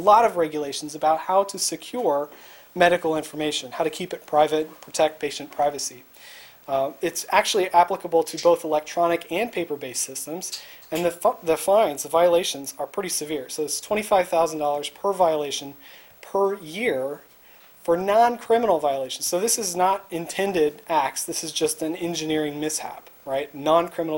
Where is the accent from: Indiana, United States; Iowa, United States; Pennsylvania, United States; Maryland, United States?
Indiana, United States; I grew up in Indiana